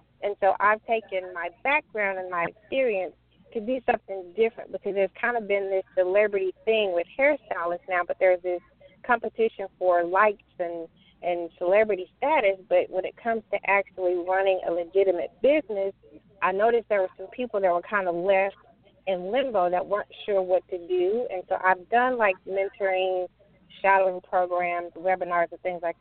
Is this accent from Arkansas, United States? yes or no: yes; Arkansas, United States; also born or lived in Little Rock, Arkansas; I'm born and raised in Arkansas, currently residing in Little Rock.